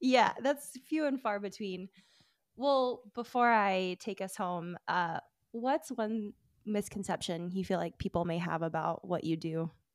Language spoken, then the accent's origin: English; Alabama, United States; I'm from Alabama